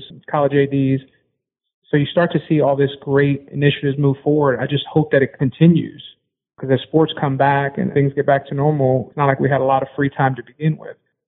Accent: Puerto Rico; I'm from Puerto Rico, Latinx person of color in the sports industry

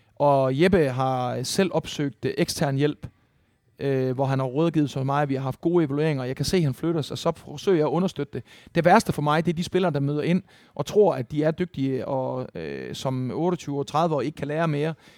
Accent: Esbjerg, Southern Denmark, Denmark; i Esbjerg, hvor jeg voksede op

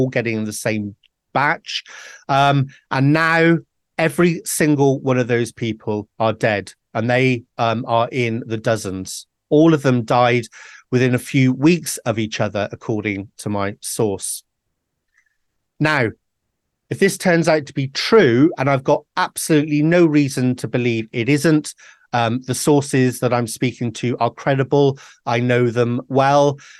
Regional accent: Wales, United Kingdom; I'm a Welshman

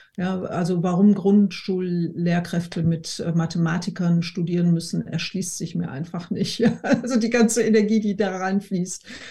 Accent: Essen, North Rhine-Westphalia, Germany; wir sind in Essen aufgewachsen

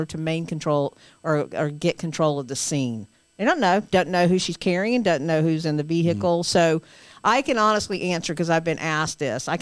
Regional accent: the South, United States; I'm from the South

